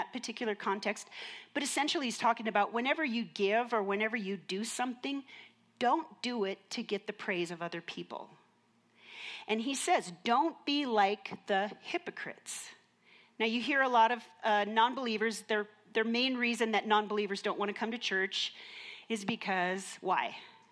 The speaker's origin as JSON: {"language": "English", "region": "Minnesota", "country": "United States", "tie": "born or raised there", "said": "I grew up in Minnesota"}